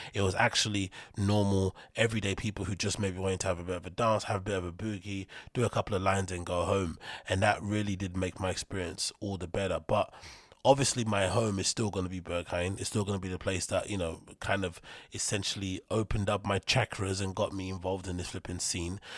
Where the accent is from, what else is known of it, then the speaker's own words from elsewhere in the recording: London, United Kingdom; somebody like myself who's from London